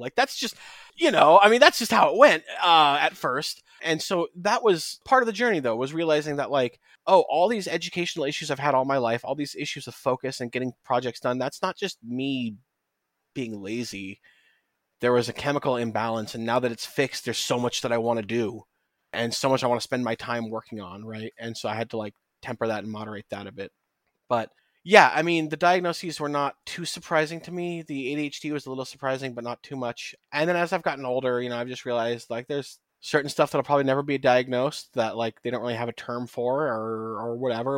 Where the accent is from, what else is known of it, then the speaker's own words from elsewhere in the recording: United States; speaking as an American